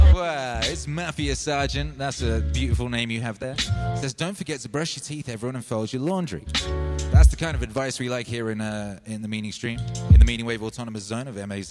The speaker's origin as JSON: {"language": "English", "region": "Wales", "country": "United Kingdom", "tie": "born or raised there", "said": "I grew up in Wales"}